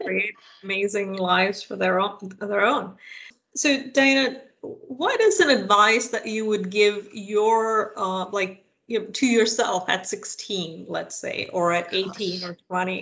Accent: India; now in United States; I am of Indian origin. I grew up in India

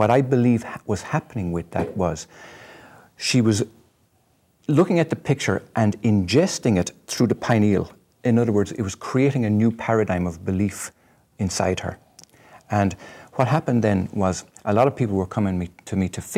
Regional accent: Ireland; I'm Irish

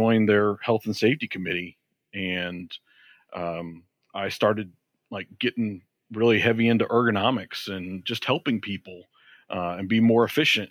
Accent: Georgia, United States; moved away; also born or lived in Florida / Michigan; I'm originally from Georgia.

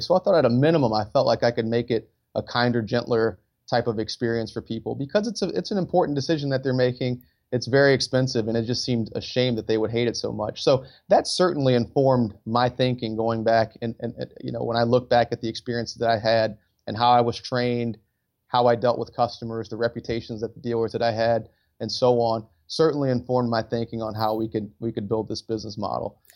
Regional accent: Detroit, Michigan, United States; moved away as an adult; I grew up in Detroit, Michigan

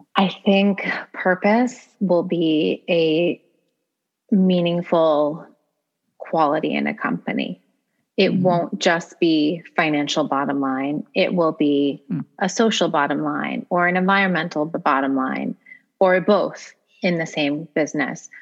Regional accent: United States

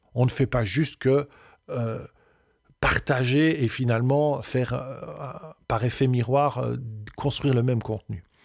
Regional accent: Belgium; on est belge, on peut avoir un accent, et c'est OK

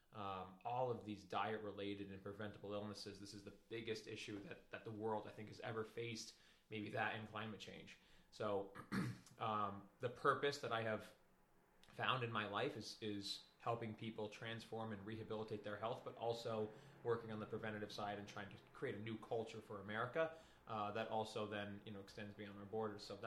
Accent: Schenectady, New York, United States; I grew up in Schenectady right here

